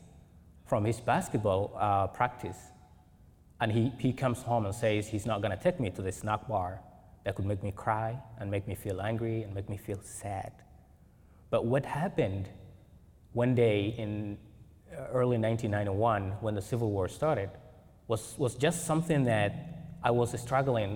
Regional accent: Mogadishu, Banaadir, Somalia; moved away as an adult; also born or lived in Kenya; now in Portland, United States; growing up in Mogadishu, I have spared a couple of chapters describing what childhood was like in Mogadishu

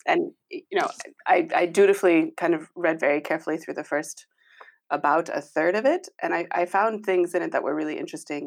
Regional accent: United States; moved away as an adult; now in Nijmegen, Netherlands; I am originally American.

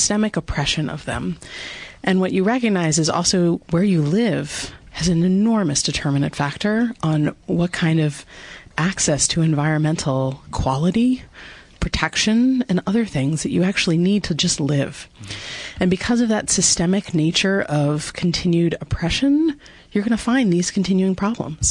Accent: New Jersey, United States; moved away as an adult; also born or lived in Vermont; I grew up in New Jersey, so a Garden Stater

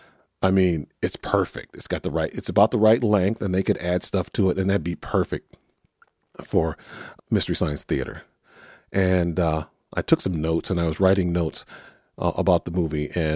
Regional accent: Texas, United States; born there; which is about 100 miles from the air base I was born on in Texas. It's Dyess Air Force Base.

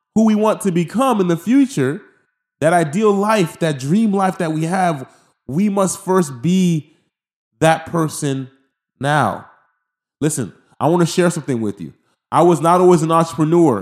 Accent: Haiti; I'm from Haiti

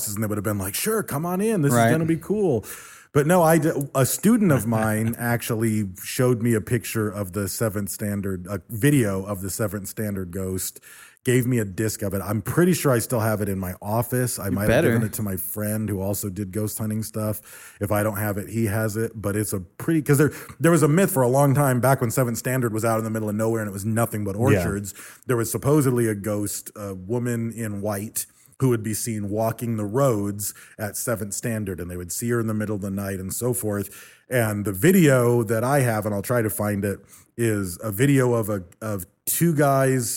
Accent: St. Mary's Lake, Michigan, United States; I grew up on St. Mary's Loch in Michigan

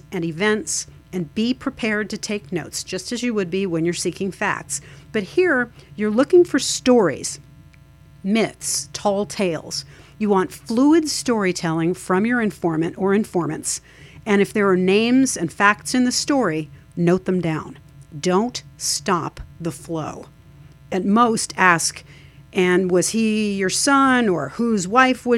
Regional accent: United States; I am an Irish American

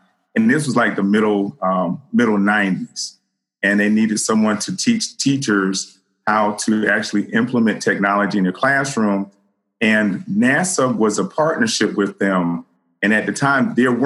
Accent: Philadelphia, Pennsylvania, United States; I'm born and raised in Philadelphia.

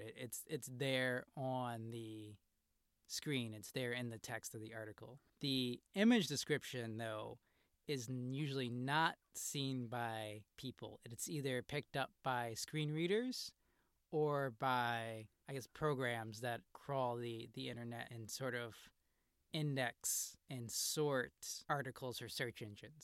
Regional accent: Chicago, Illinois, United States; I'm from Chicago

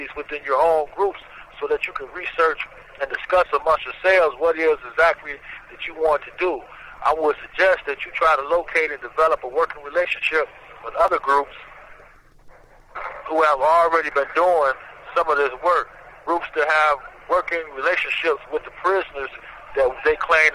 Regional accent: Indiana, United States; moved away as an adult; now in Virginia, United States; I'm originally from Indiana, forced out here to the state of Virginia

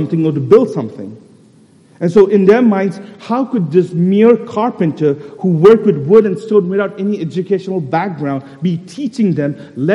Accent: Kolkata, West Bengal, India; I'm actually from Tangra

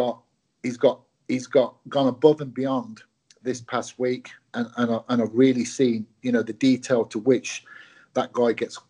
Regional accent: England, United Kingdom; also born or lived in Glasgow, Scotland; I moved down to England as a young boy, went to school and lived, you know, the vast majority of my life up till now, obviously, in England

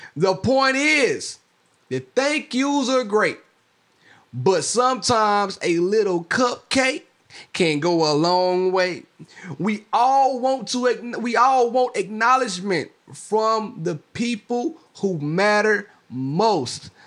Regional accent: Mississippi, United States; I'm from Mississippi

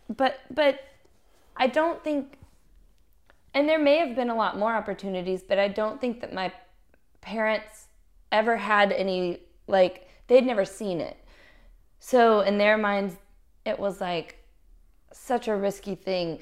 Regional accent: Little Rock, Arkansas, United States; I grew up in Little Rock, Arkansas

